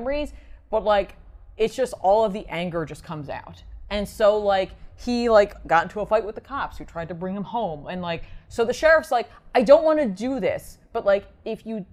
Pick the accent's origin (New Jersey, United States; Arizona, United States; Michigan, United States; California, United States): New Jersey, United States; I'm from New Jersey